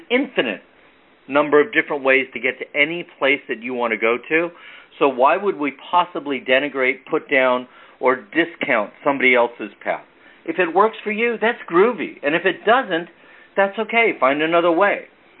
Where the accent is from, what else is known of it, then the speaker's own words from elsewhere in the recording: California, United States; also born or lived in East Coast, United States; I grew up on the West Coast. I was born back east, but I grew up out here in California.